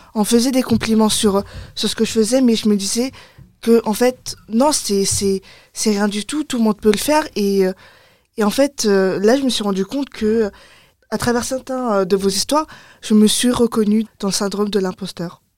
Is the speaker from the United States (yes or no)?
no; France; comme j'ai grandi en France, j'ai les mentalités de, de, de française